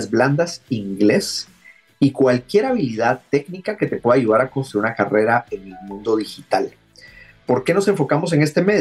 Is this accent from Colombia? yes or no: no; Guatemala; Eh, soy originario de Guatemala, pero ya tenía bastante tiempo rebotando por el mundo.